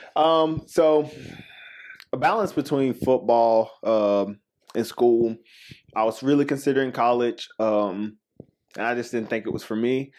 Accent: Spartanburg, South Carolina, United States; also born or lived in Woodruff, South Carolina; I'm from Spartanburg, uh, South Carolina.

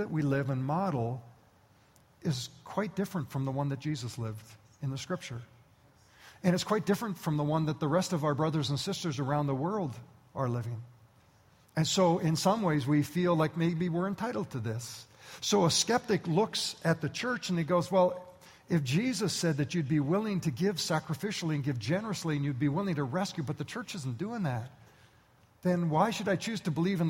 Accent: Canada; I was born and raised in Canada

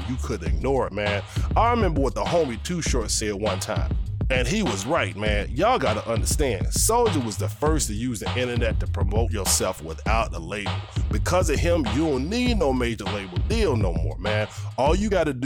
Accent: Midwest, United States; I'm from the Midwest

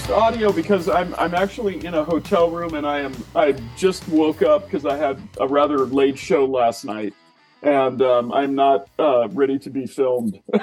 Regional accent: Tumwater, Washington, United States; also born or lived in Seattle; I grew up just south of uh, Olympia um, in a town called Tumwater

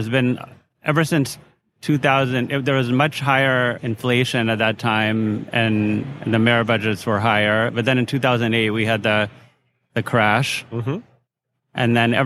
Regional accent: Minneapolis, Minnesota, United States; now in New York, United States; I'm from Minneapolis, Minnesota

